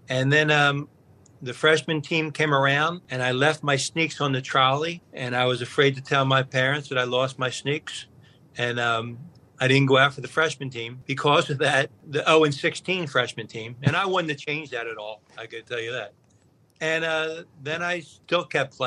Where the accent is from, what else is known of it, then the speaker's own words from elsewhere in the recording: Philadelphia, Pennsylvania, United States; growing up in West Philadelphia